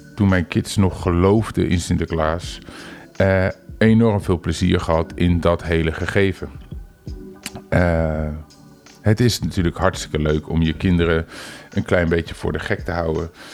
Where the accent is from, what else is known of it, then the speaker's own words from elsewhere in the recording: Netherlands; als Nederlander